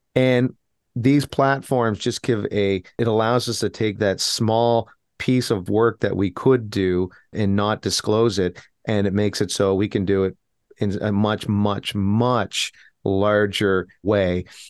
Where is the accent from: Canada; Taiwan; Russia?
Canada; as Canadian citizens